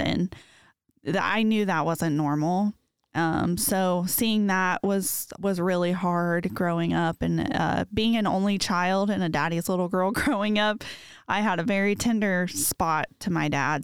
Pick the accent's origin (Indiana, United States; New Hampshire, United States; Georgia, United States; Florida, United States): Indiana, United States; Muncie; moved away as an adult; now in Noblesville, United States; I am originally from Muncie. Um, I am an only child of my father, and I had a half brother from my mom's